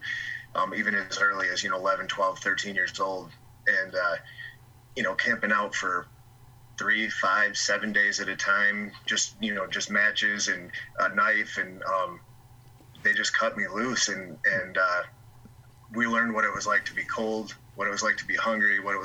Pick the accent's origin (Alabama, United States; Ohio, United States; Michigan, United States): Michigan, United States; West; born and raised in West Michigan.